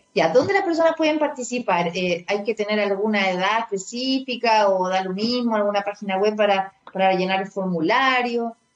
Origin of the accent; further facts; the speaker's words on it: Chile; ya soy chilena, ya han pasado ya tres generaciones